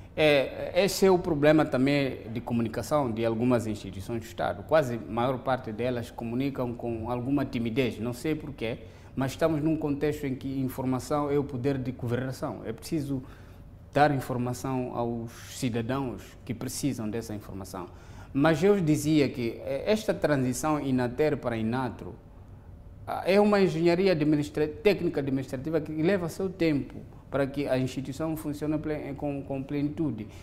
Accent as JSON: {"language": "Portuguese", "country": "Mozambique"}